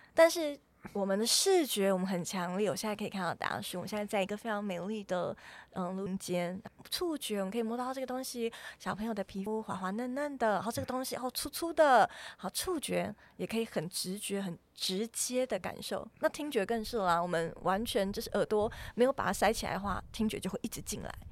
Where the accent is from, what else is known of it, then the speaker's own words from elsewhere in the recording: New Zealand; moved away; 有一年我回到纽西兰，因为我小时候是在纽西兰长大的